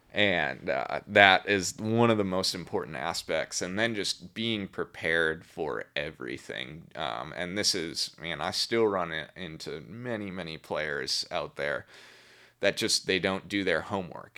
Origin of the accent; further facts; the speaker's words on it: Milwaukee, Wisconsin, United States; I grew up in Milwaukee, Wisconsin, a suburb